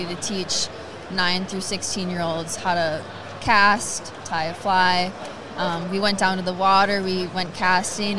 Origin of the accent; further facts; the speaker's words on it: Driftless area, Minnesota, United States; now in Stevens Point, United States; we got like the Driftless area. That's where I'm from in Minnesota